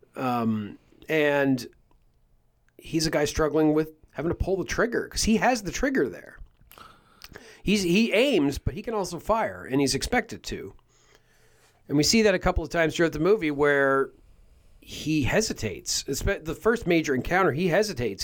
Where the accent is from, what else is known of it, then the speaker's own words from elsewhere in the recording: Canada; we're from Canada